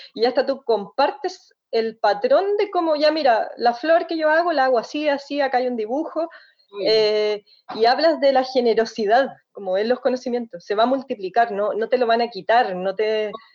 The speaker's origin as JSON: {"language": "Spanish", "country": "Chile", "said": "nosotras como chilenas"}